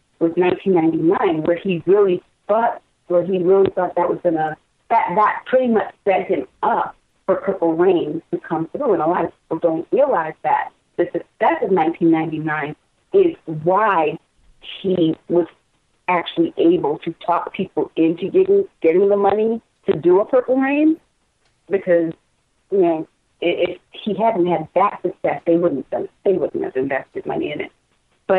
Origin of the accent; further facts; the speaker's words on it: Connecticut, United States; I grew up in Connecticut